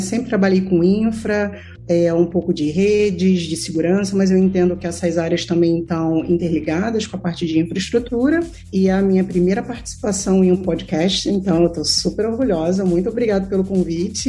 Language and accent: Portuguese; Rio de Janeiro, Brazil; eu venho de um background de, de uma vida de muito difícil difícil, de comunidade carente na cidade do Rio de Janeiro